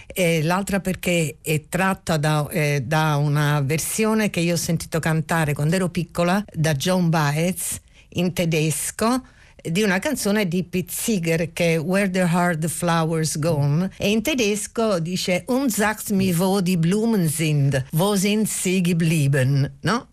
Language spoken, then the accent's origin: Italian; Naples, Campania, Italy; now in Rome, Italy; io sono solo nata a Napoli ma vivo da moltissimi anni a Roma